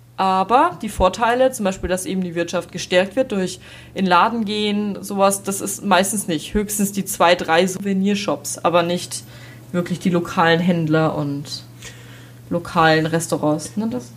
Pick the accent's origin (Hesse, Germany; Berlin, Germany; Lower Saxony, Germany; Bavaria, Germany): Bavaria, Germany; Regensburg; bei uns in Regensburg